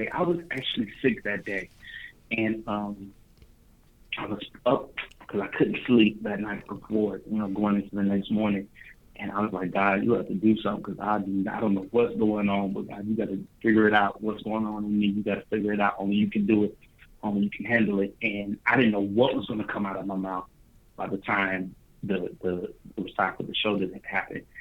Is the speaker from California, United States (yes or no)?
no; Dayton, Ohio, United States; Hometown, Dayton, Ohio, 937. I've been in Dayton, Ohio all of my life, all 23 years of my life. Uh, born and raised in Dayton